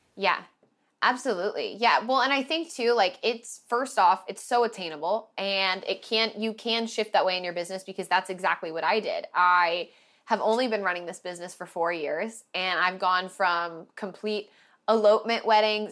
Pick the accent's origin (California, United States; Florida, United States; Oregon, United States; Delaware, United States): Oregon, United States; Portland; moved away; started in Oregon where I was from Portland